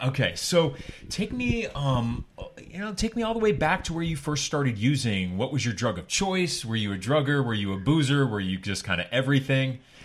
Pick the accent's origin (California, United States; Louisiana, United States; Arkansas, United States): California, United States; Laguna Beach; I grew up in Laguna Beach